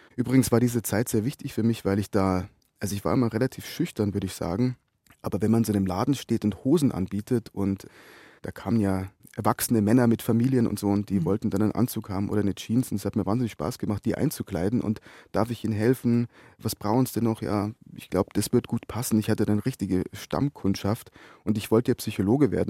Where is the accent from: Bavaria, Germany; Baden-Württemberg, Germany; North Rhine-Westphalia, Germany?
Bavaria, Germany; Brannenburg; also born or lived in Munich / Essen; ich bin aufgewachsen in Brandenburg, nicht Brandenburg. Brandenburg liegt zwischen Rosenheim und Kufstein